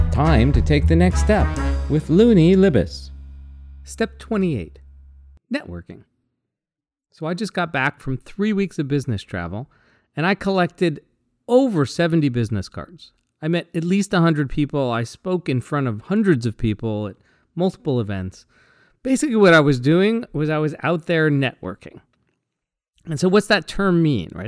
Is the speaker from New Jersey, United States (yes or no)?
no; Seattle, Washington, United States; I'm from Seattle.